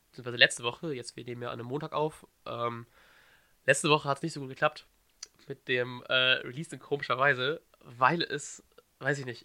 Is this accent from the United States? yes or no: no; Bremen, Germany; Und das fragt man sich natürlich als Bremer besonders, warum wir mit so einer Leistung gegen den Abstieg spielen.